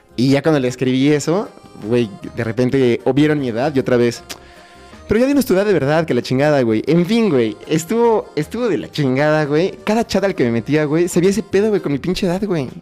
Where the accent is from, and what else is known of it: Mexico